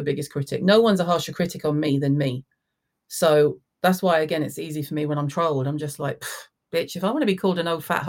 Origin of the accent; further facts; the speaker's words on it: the South, United States; moved away; I was raised in the South.